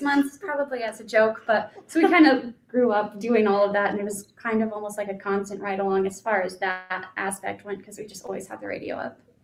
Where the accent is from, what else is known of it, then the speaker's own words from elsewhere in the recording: Colorado, United States; now in Idaho, United States; I was from Colorado. I moved up to Idaho.